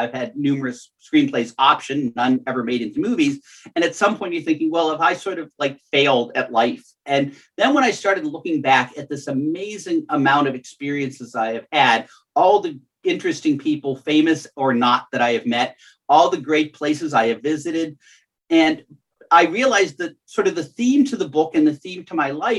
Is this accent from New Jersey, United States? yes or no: no; Bethel Park, Pennsylvania, United States; It's from my hometown library in Bethel Park, Pennsylvania.